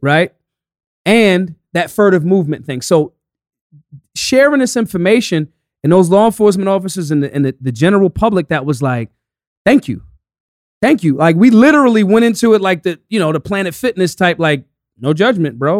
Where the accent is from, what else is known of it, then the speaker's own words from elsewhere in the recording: United States; I'm American